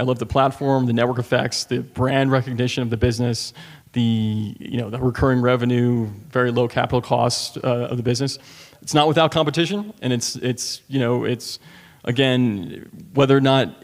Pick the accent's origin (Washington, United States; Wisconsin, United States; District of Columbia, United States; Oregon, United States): District of Columbia, United States; Washington; my hometown of D.C.